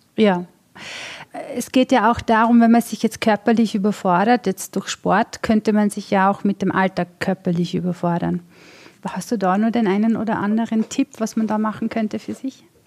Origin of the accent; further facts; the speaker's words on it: Vorarlberg, Austria; Tatsächlich, ich komme aus Vorarlberg